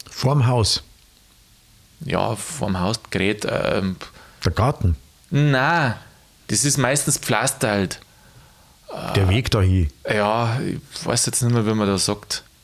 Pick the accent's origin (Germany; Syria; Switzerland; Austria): Germany; Bavaria; ich bin ja doch in Niederbayern aufgewachsen und da hast du halt nur ein bisschen mehr Sprache auch.